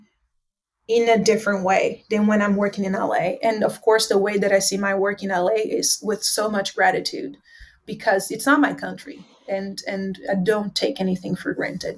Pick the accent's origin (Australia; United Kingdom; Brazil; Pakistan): Brazil; João Pessoa, Paraíba; now in Los Angeles, United States; I'm in my hometown. It's named João Pessoa.